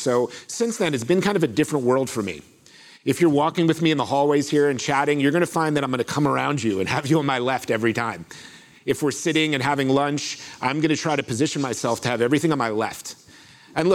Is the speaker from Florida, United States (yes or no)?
yes; Florida, United States; I grew up in Florida, where I come from, it's this hot or hotter for most of the year, so it's no big deal.